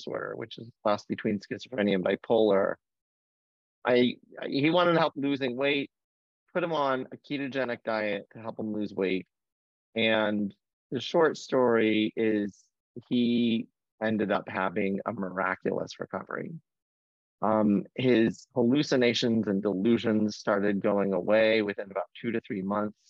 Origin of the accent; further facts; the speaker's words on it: Fort Wayne, Indiana, United States; moved away as an adult; also born or lived in St. Louis; now in Boston, United States; I grew up in the Midwest in Fort Wayne, Indiana.